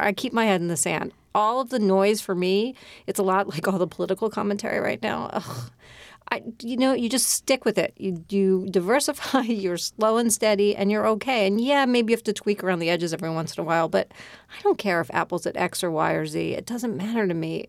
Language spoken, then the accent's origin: English; Philadelphia, Pennsylvania, United States; I grew up in Philadelphia.